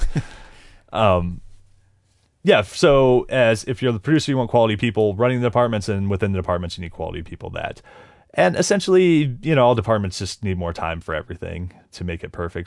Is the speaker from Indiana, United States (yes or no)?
no; Ohio, United States; growing up in Ohio